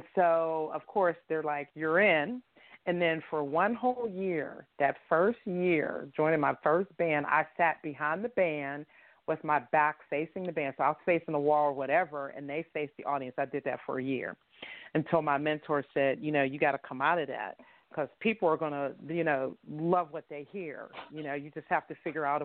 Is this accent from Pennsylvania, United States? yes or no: yes; Pittsburgh, Pennsylvania, United States; right here in my hometown